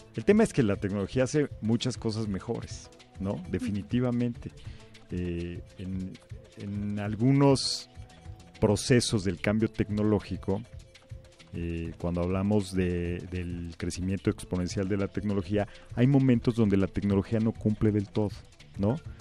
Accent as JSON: {"language": "Spanish", "country": "Mexico", "said": "en México ya somos cada vez más los que estamos eh, usando las tecnologías"}